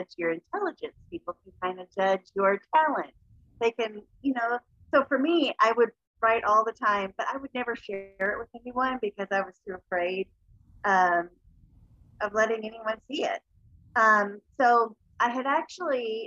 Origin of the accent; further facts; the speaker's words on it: Appalachia, United States; I grew up in Appalachia, a very poverty stricken area.